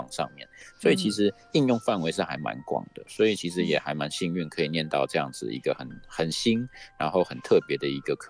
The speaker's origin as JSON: {"language": "Chinese", "region": "Taipei", "country": "Taiwan", "also_born_or_lived": "Hsinchu", "moved": "yes", "said": "我是台北人。"}